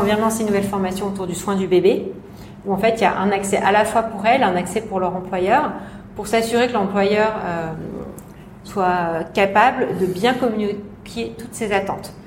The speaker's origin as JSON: {"language": "French", "country": "France", "moved": "yes", "lives_now": "Hong Kong", "said": "la petite française"}